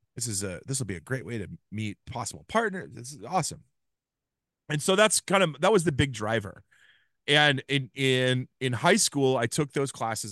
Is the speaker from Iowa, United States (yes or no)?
yes; Ames, Iowa, United States; I grew up in Ames, Iowa